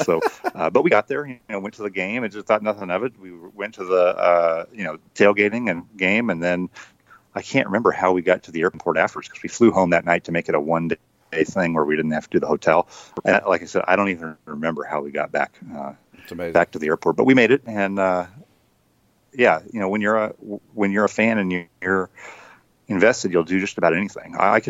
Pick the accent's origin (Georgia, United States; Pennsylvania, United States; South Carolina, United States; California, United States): California, United States; So I grew up in Northern California, but I was working, my first job in journalism was working for the newspaper in Spokane, Washington.